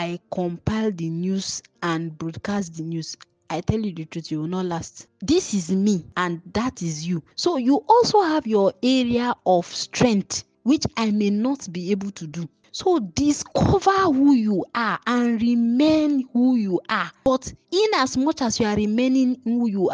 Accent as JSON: {"language": "English", "country": "Nigeria", "tie": "born or raised there", "said": "when you are a born, bred, and toasted Nigerian like I am, my national identity is I am a Nigerian"}